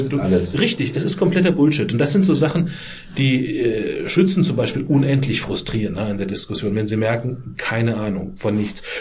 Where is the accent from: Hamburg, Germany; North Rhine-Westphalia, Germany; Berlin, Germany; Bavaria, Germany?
Bavaria, Germany; in dem Heimatlandkreis, wo ich herkomme, Landkreis Miesbach, 80.000 Einwohner